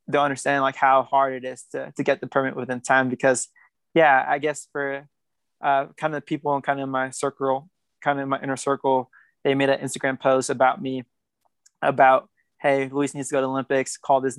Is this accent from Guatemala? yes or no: yes; Guatemala; born there; I was nervous too because it was my first time ever leaving the country and going to Tokyo since I was born in Guatemala.